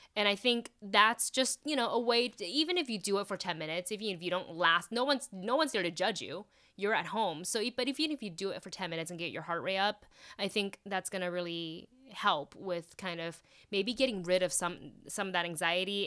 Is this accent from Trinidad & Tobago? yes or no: no; Taiwan; moved away; I grew up watching shows in Taiwan